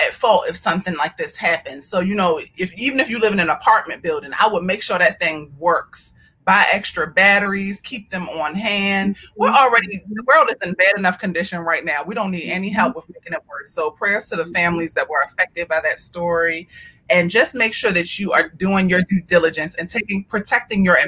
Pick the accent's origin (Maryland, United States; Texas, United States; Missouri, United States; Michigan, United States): Maryland, United States; Baltimore; moved away; my hometown